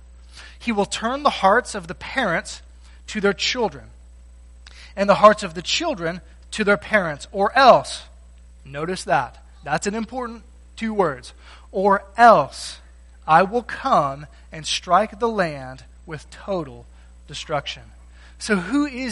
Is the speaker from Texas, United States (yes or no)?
yes; Texas, United States; I grew up in Texas, I didn't grow up around calves or cows